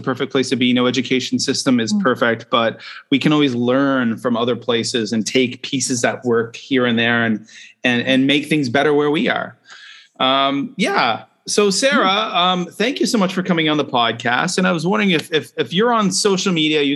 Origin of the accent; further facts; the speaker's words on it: Canada; now in China; I'm a Canadian with a Japanese spouse living in China right now